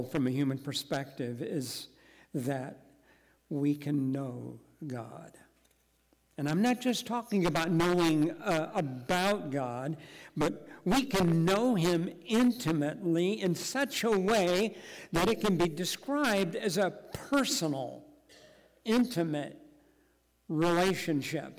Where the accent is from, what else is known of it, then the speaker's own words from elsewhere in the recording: Henderson, United States; moved away as an adult; I grew up here in Henderson, having been raised on a farm not far from here.